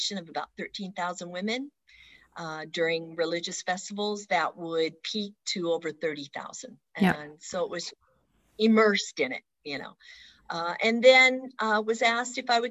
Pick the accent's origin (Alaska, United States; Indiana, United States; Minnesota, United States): Alaska, United States; Southeast; also born or lived in Seattle, Washington; now in Paris, France; I am a very proud Southeast Alaska girl, was born in Seattle, but raised there